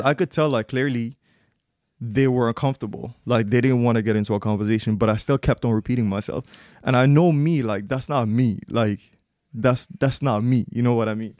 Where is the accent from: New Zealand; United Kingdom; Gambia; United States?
Gambia; I'm from Gambia